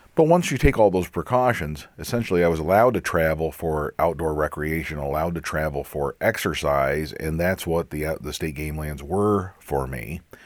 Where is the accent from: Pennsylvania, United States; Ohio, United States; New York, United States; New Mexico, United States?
Pennsylvania, United States; Pennsylvania, my home state